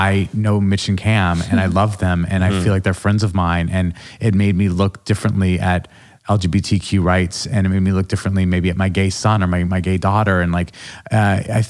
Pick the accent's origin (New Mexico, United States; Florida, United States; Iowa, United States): New Mexico, United States; Albuquerque; moved away; also born or lived in New York City; all of my experiences in Albuquerque did sort of create the person I am now.